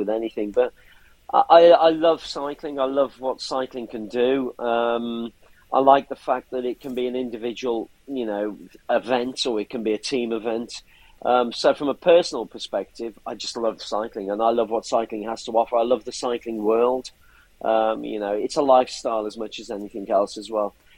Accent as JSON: {"language": "English", "town": "Bridgnorth", "region": "West Midlands", "country": "United Kingdom", "tie": "born or raised there", "said": "I'm from Bridge North in Shropshire"}